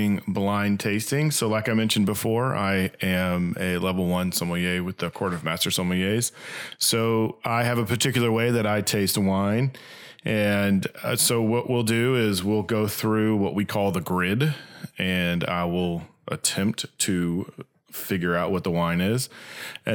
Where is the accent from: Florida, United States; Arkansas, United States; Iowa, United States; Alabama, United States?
Arkansas, United States; Little Rock; we are from Little Rock, Arkansas